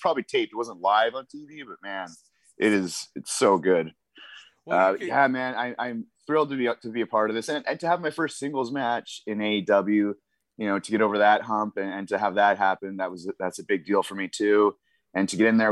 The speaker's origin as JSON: {"language": "English", "region": "British Columbia", "country": "Canada", "tie": "born or raised there", "said": "Growing up in Western Canada, I grew up loving the Harts"}